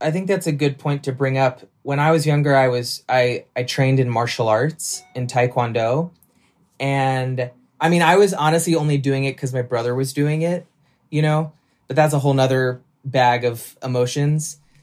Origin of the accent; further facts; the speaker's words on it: Nashville, Tennessee, United States; moved away; also born or lived in New York; I grew up in Nashville